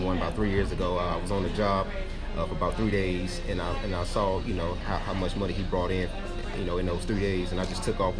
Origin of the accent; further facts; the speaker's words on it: Durham, North Carolina, United States; I'm from Durham, North Carolina